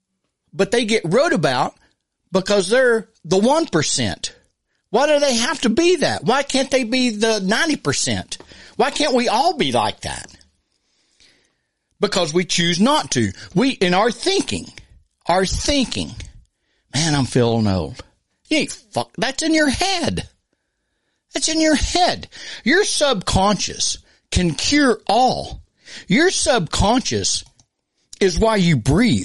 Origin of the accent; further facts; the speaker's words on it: United States; we as American humans